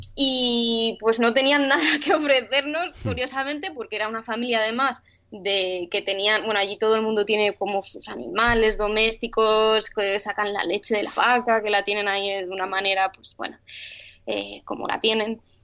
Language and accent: Spanish; Sant Boi de Llobregat, Catalonia, Spain; moved away as an adult; Somos los dos de San Boy de Llobregat, que ah, es pueblo al lado de Barcelona